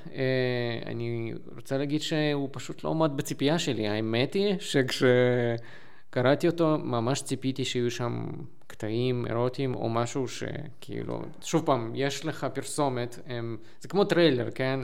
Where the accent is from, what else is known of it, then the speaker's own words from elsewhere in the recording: Lviv, Lviv Oblast, Ukraine; אני מלבוב